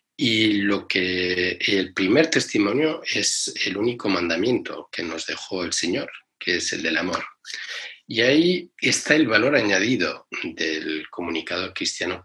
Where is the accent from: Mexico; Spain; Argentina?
Spain; cuando yo nací en España